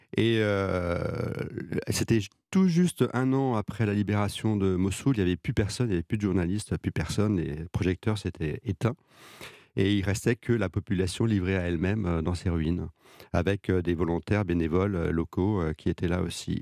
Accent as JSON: {"language": "French", "country": "France", "said": "moi le français"}